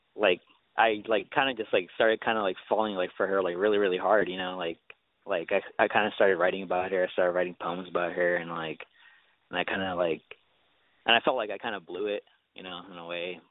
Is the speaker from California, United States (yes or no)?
yes; California, United States; I'm from California